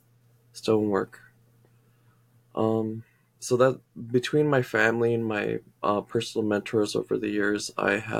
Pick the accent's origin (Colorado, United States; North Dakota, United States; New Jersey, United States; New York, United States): North Dakota, United States; Turtle Mountain Indian Reservation; I'm from the place that's where the little river that sings on the Turtle Mountain Indian Res.